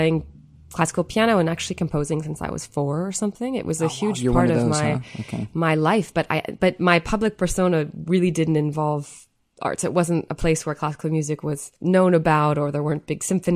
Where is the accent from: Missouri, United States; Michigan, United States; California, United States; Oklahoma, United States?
Michigan, United States; Marquette; I'm from a very small town in the very northernmost part of the U.S., which is called Marquette, Michigan. So it's the Upper Peninsula of Michigan